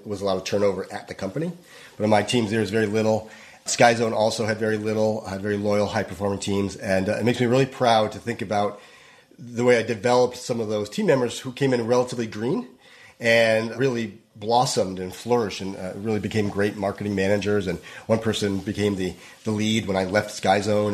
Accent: Northeast, United States; moved away as an adult; also born or lived in New York; now in Los Angeles, United States; I grew up in the Northeast.

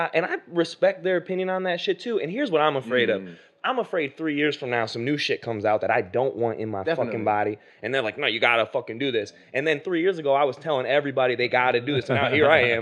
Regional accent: South Carolina, United States; I'm from South Carolina

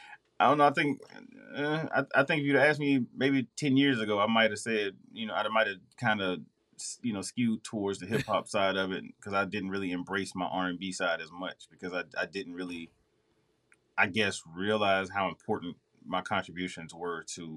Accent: Raleigh, North Carolina, United States; Originally Raleigh, North Carolina, all day.

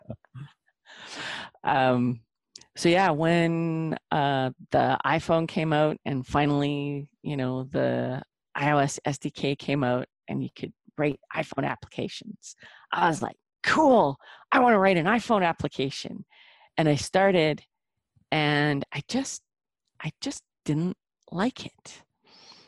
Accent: Lethbridge, Alberta, Canada; also born or lived in Calgary; moved back to my hometown where my parents and my brother live. It's Lethbridge.

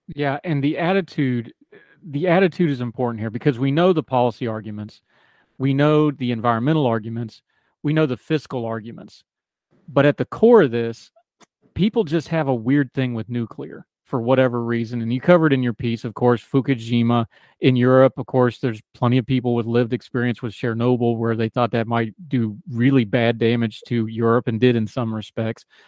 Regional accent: United States; also born or lived in Germany; I grew up in America

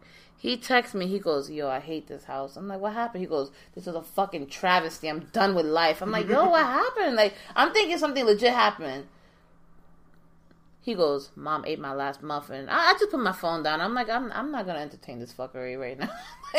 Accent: New York, United States; Like, the cockiness, but like, yeah, I'm from New York. You know, I'm mm-hmm. from New York.

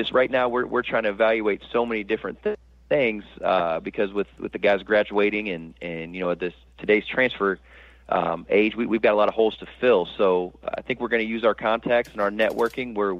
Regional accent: Central Florida, United States; in my hometown at an institution I watched growing up

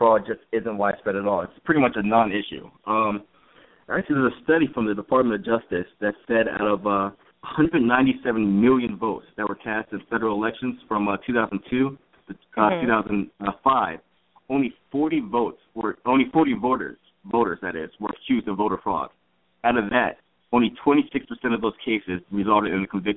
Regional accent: Maryland, United States; moved away; I'm from Maryland originally

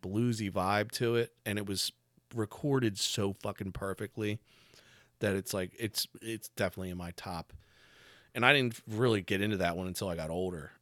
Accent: Delco, Pennsylvania, United States; also born or lived in Pittsburgh; He was from Delco and I was from Delco

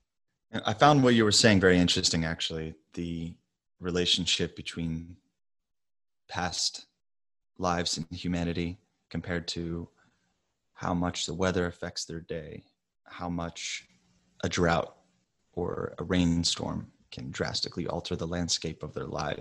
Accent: the South, United States; I grew up in the South

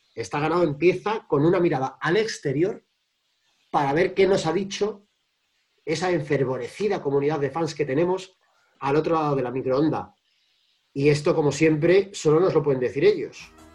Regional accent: Cantabria, Spain; now in Madrid, Spain; en vez de estar en Madrid como habitualmente, y me he venido a mi pueblo, a Cantabria

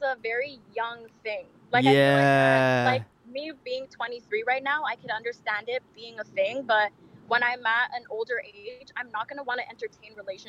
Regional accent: Toronto, Ontario, Canada

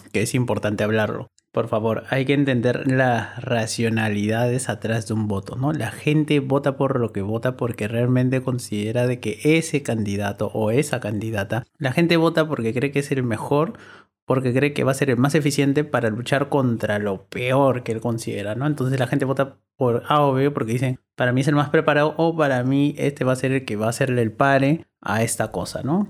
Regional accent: Lima, Peru; yo soy limeño

